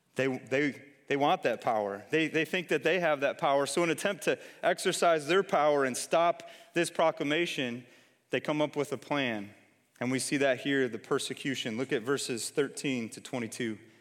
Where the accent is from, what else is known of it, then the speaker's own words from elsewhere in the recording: Detroit, Michigan, United States; moved away; I'm from Detroit originally.